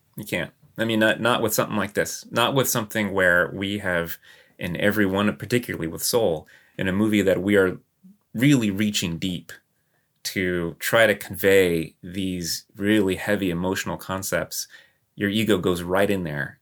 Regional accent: Texas, United States; moved away; I grew up in Texas

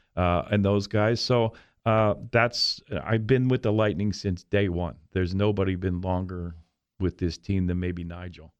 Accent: Philadelphia, Pennsylvania, United States; moved away; I was from Philly

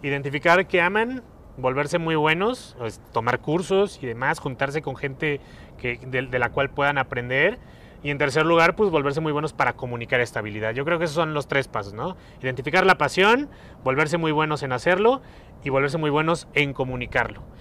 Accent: Mexico; No soy italiano, soy muy mexicano

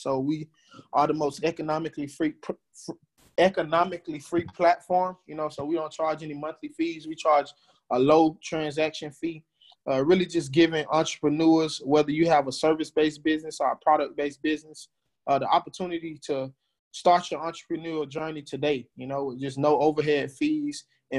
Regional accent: Fort Lauderdale, Florida, United States; moved away as an adult; also born or lived in Dallas, Texas; now in Houston, United States; I am from Fort Lauderdale, Florida. Came out to Texas to play football

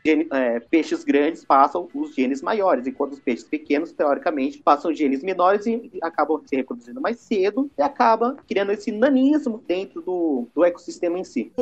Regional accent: Brazil; nós brasileiros

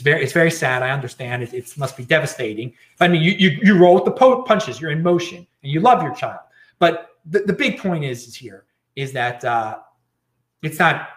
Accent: Baltimore, Maryland, United States; now in Los Angeles, United States; where I'm from originally, I'm in LA right now, but I'm from Baltimore, Maryland

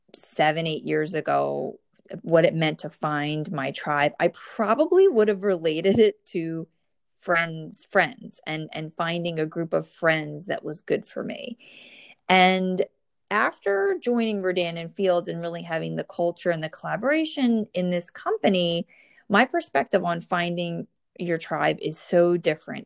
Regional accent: New Jersey, United States; I'm from the Northeast and I grew up in New Jersey

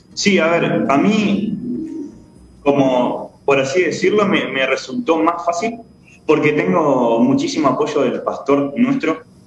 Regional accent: Argentina; now in Uruguay; yo nací en Argentina

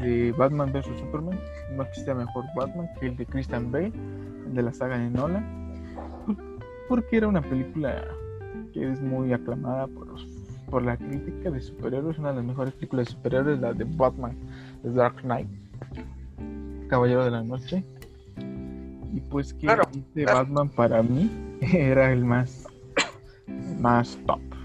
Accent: Mexico; cómo somos los mexicanos

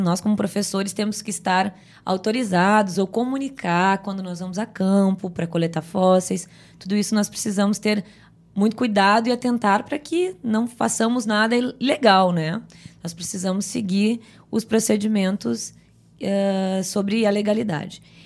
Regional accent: Rio Grande do Sul, Brazil; moved away as an adult; also born or lived in Northeast Brazil; eu nasci num sítio pequeno no Rio Grande do Sul

